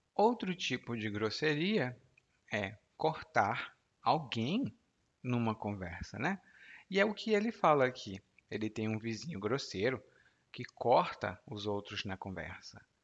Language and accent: Portuguese; Brazil; eu nasci no Brasil